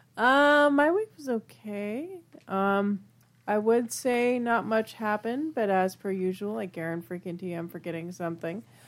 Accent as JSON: {"language": "English", "country": "United Kingdom", "said": "I'm British"}